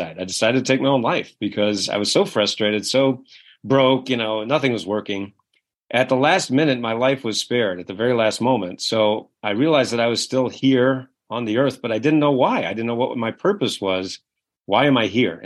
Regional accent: Kennebunkport, Maine, United States; I grew up in a little town called Kennebunkport, Maine, which is one of the wealthiest communities in New England.

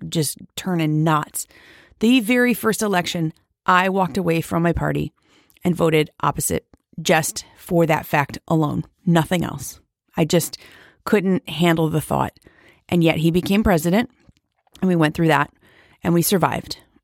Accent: United States; as an American

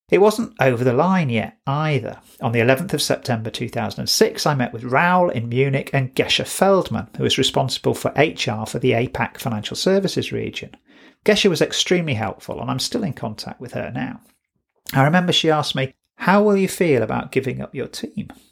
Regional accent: United Kingdom; being British

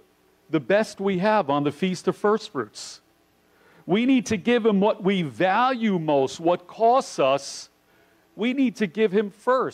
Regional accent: New York City, New York, United States; I grew up in New York City

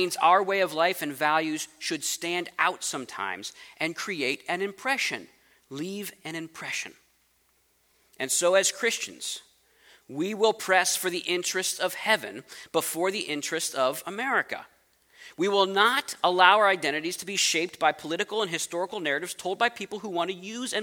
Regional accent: United States; I'm American

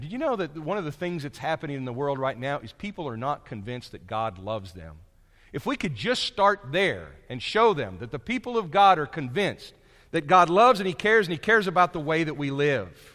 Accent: United States; I'm from America

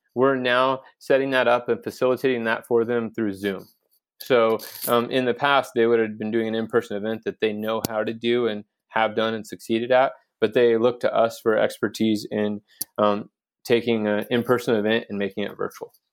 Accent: Garden City, Kansas, United States; moved away as an adult; also born or lived in California; now in Garden City, United States; I grew up in Garden City, Kansas

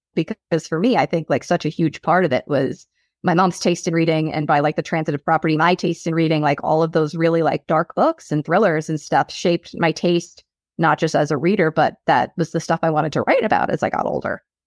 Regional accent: South Shore, Long Island, New York, United States; accent: Long Island; also born or lived in Boston; born and raised on the South Shore.

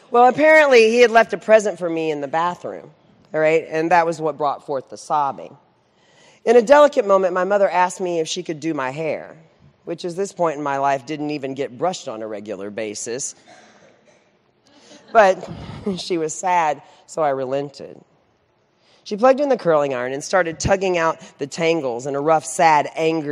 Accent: Central Texas, United States; I was raised in Central Texas

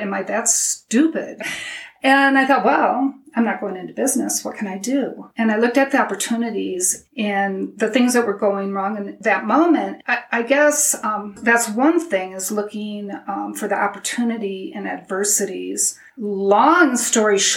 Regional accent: Midwest, United States; moved away; we grew up in the Midwest

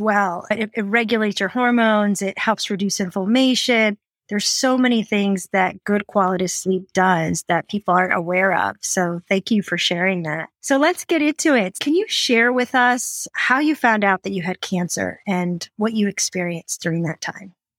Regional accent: Fort Collins, Colorado, United States; live in my hometown of Fort Collins

